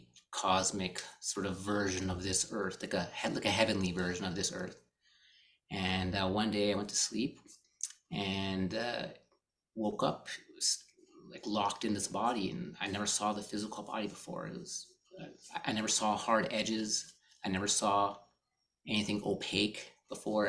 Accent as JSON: {"language": "English", "country": "Canada", "tie": "born or raised there", "said": "I grew up here in Canada"}